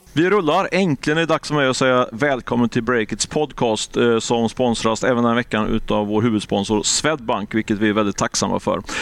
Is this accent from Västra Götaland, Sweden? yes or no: yes; Ljungskile, Västra Götaland, Sweden; moved away; Jag är ju från från Ljungskile, men det är sju mil norr om Göteborg, så det är mina trakter.